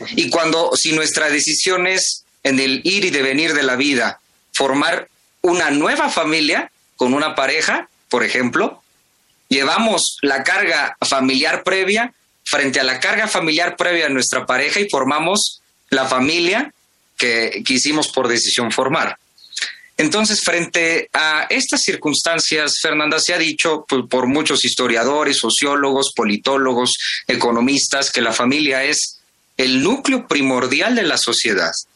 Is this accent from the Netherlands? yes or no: no; Mexico; como buenos mexicanos y mexicanas, como buenos universitarios y universitarias